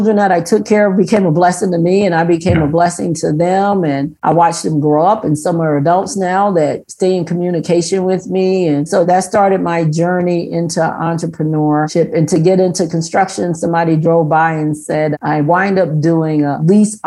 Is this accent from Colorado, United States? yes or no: no; Newark, New Jersey, United States; moved away as an adult; I was born and raised in Newark, New Jersey, urban America